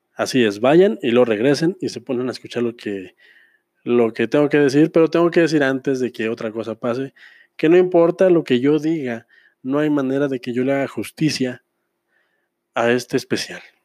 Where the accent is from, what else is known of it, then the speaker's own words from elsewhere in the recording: Pabellón de Arteaga, Aguascalientes, Mexico; aquí en mi pueblo, pabellón de Arteaga, el centro del mundo